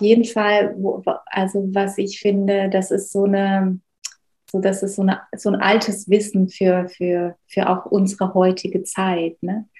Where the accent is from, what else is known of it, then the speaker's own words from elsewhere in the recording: Black Forest, Baden-Württemberg, Germany; ich bin im Schwarzwald groß geworden